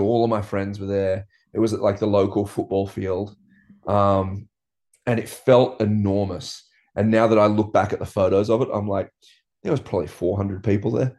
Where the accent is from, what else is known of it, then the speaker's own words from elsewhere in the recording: Byron Bay, New South Wales, Australia; growing up in Byron, like, everyone moved to this town with the idea of just surfing